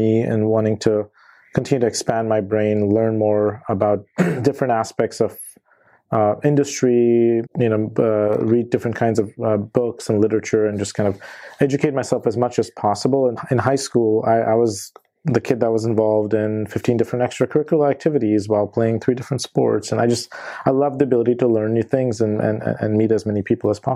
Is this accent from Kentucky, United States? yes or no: no; Ohio, United States; also born or lived in India; when I was a kid and in elementary school, we moved from India. I grew up mainly in Ohio. I spent my elementary, middle school, high school years there